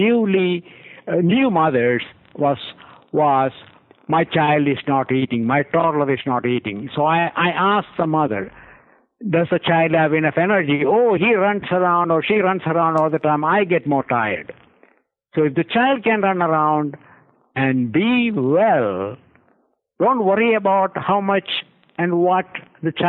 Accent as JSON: {"language": "English", "country": "India", "tie": "born or raised there", "moved": "yes", "said": "I grew up in India"}